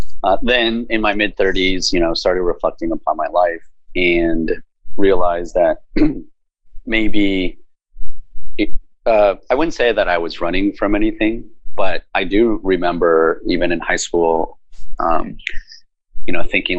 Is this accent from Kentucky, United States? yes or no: no; Bedford, Texas, United States; moved away as an adult; also born or lived in Taiwan / North Carolina / Austin / Los Angeles; I was born in Taiwan, and my family immigrated to the United States when I was very young, at six, and grew up in Texas outside of Dallas-Fort Worth.